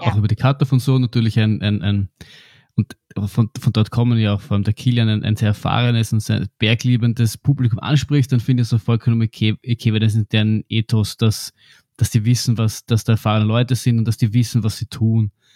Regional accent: Austria; bei uns in Österreich

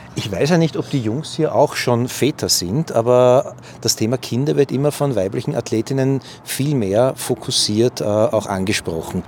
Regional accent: Vienna, Austria; ich als Wiener weiß, wir Wiener tanzen immer Walzer

